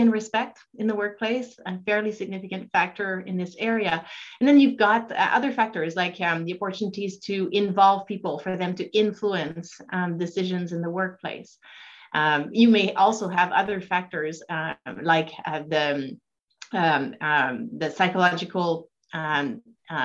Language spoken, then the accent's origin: English; Quebec City, Quebec, Canada; moved away as an adult; also born or lived in British Columbia; I'm originally from Quebec City, where I did the beginnings of my training in psychology